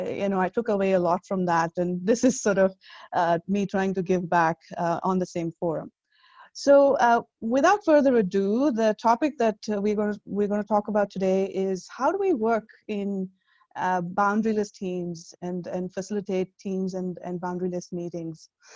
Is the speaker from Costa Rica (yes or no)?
no; India; now in United States; I moved here about more than 12 years ago, actually, and I'm originally from India.